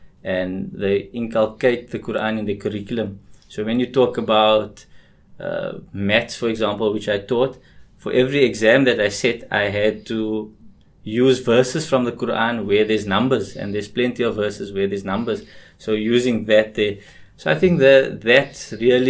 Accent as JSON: {"language": "English", "town": "Cape Town", "region": "Western Cape", "country": "South Africa", "tie": "born or raised there", "said": "growing up in Cape Town"}